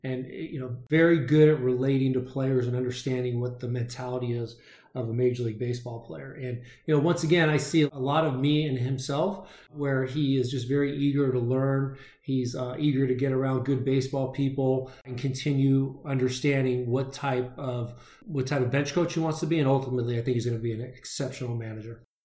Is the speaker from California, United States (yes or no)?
yes; San Fernando Valley, Southern California, United States; now in Arizona, United States; was born and raised in the San Fernando Valley in Southern California and now lives in Arizona.